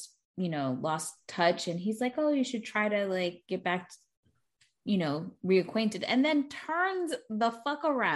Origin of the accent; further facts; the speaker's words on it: Florida, United States; We're from Florida, but we had Sam Goody, and I remember going to the Coral Square Mall